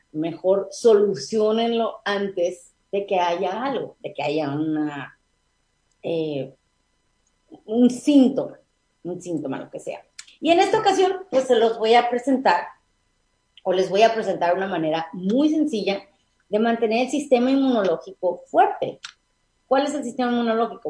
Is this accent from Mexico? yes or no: yes; Mexico; also born or lived in Tijuana; nuestra cultura como mexicanos